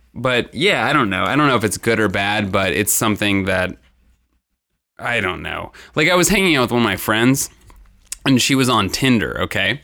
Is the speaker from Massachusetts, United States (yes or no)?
no; northern Indiana, United States; now in Cincinnati, United States; I'm from Indiana, like, northern